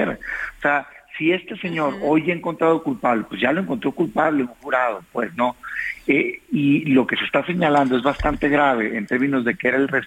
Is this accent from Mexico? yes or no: yes; Mexico; Yo lo digo como mexicano